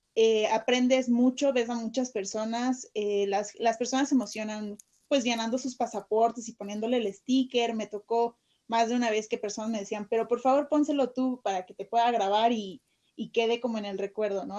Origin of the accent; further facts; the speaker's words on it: Mexico; nosotros como mexicanos